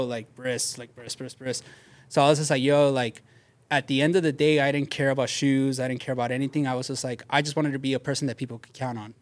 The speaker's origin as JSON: {"language": "English", "town": "Bell", "region": "California", "country": "United States", "tie": "born or raised there", "said": "I grew up in Bell"}